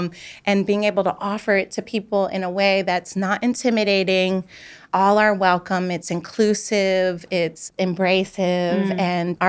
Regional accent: Philadelphia, Pennsylvania, United States; I was born in Germantown.

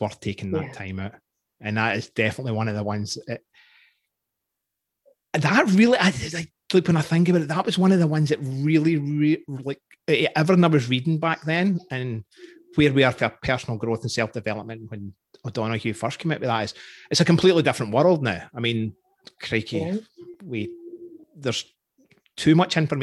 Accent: Scotland, United Kingdom; now in Canada; I'm Scottish

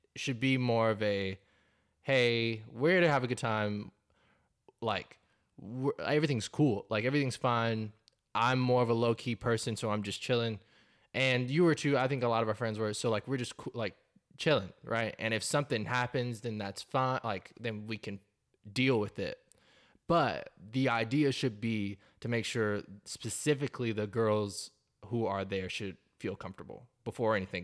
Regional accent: North Carolina, United States; moved away as an adult; now in Texas, United States; I've lived in Texas for the last six years. I'm originally from North Carolina

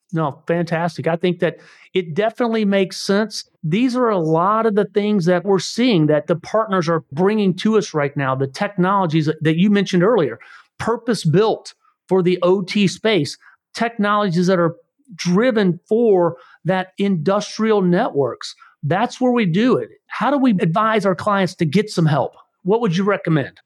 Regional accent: Missouri, United States; We are from Missouri.

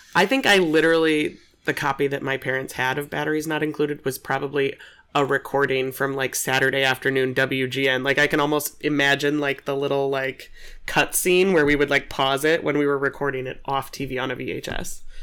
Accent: Aurora, Illinois, United States; also born or lived in Nebraska; I grew up in Aurora

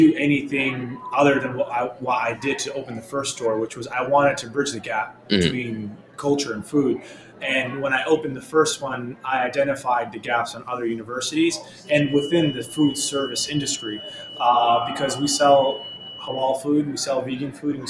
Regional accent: New York City, New York, United States; My parents fled Afghanistan during the Soviet invasion, and they immigrated to New York City, and I was born and raised in Queens

